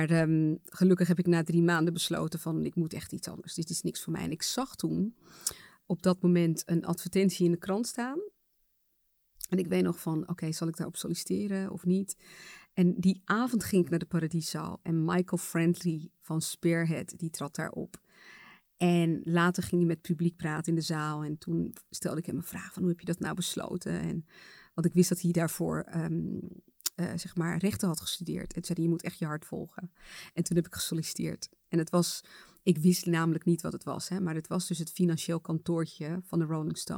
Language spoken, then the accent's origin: Dutch; Suriname; Ik kom zelf uit Suriname en ik weet dat daar gewoon echt een nationale feestdag is.